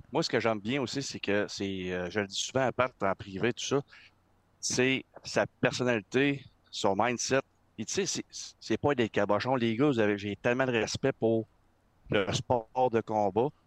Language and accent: French; Quebec City, Quebec, Canada; je viens de Québec, man.